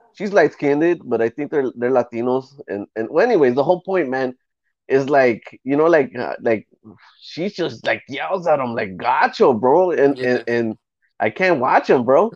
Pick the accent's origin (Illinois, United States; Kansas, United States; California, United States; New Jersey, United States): California, United States; Los Angeles; I'm from East